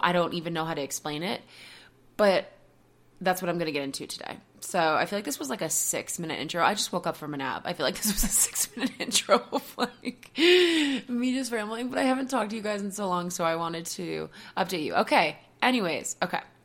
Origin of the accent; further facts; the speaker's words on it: Marshfield, Massachusetts, United States; moved away as an adult; also born or lived in Boston; now in Colorado, United States; We left in September from my hometown of Marshfield